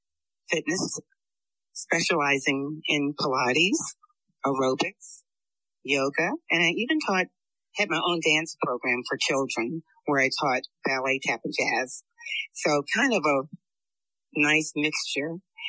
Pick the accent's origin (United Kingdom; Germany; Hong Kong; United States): Germany; Frankfurt, Hesse; also born or lived in Italy; Well, I'm an Army brat. I like to get that out the way first. I grew up in Germany, Frankfurt, Darmstadt.